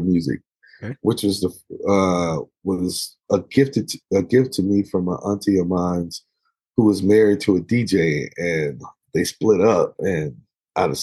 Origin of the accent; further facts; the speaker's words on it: Dallas, Texas, United States; we grew up in the Black church and in the southern part of the States, in Texas, in Dallas, Texas